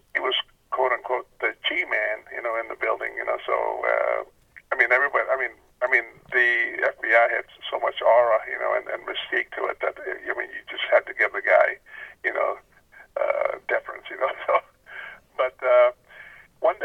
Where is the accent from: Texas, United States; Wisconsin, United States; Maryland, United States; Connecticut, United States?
Texas, United States; South; moved away as an adult; also born or lived in Northern Virginia; I was from Texas